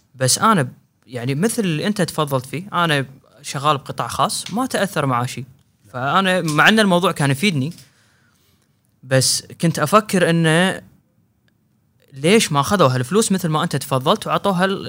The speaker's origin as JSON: {"language": "Arabic", "country": "Kuwait", "said": "هنا عندنا بالكويت"}